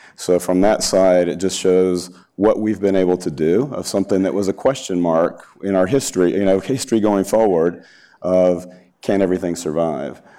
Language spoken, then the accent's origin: English; Alabama, United States; moved away; I'm from Alabama